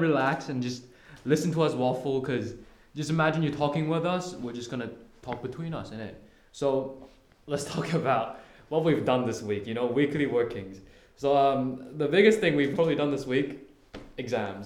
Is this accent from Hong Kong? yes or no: yes; Hong Kong; I'm from Hong Kong